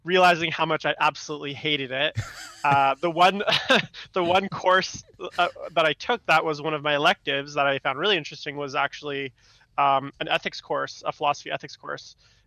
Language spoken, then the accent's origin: English; Vancouver, British Columbia, Canada; also born or lived in Istanbul, Turkey / Victoria, British Columbia; I grew up in Vancouver, and I'd moved to Victoria, British Columbia, which is just across the water